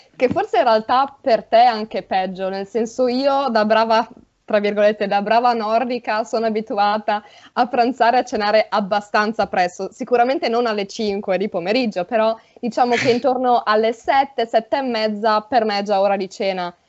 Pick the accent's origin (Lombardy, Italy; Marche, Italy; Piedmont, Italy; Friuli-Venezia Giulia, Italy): Friuli-Venezia Giulia, Italy; nel Friuli Nord c'è la mia zona